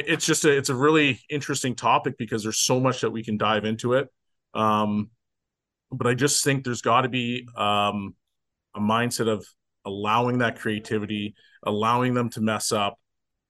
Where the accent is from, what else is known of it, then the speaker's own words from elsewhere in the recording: Canada; I'm from Canada too.